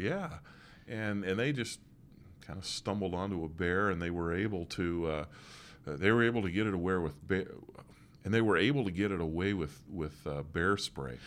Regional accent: Morris, Pennsylvania, United States; moved away; where we used to live, uh, growing up near Morris, Pennsylvania

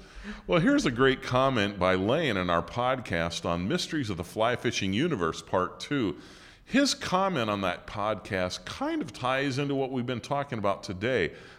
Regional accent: Utah, United States; moved away as an adult; now in Washington, D.C. area, United States; I grew up in Utah, joined the Air Force, eventually landed in the Washington, D.C. area.

